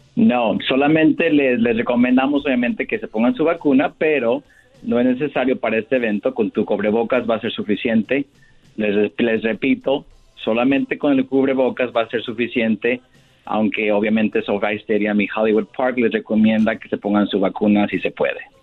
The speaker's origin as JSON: {"language": "Spanish", "region": "Michoacán", "country": "Mexico", "said": "como somos los dos de Michoacán"}